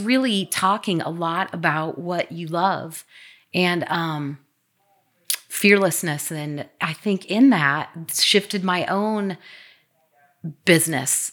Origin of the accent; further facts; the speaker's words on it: Midwest, United States; now in Bothell, United States; I am from the Midwest. I went to Iowa State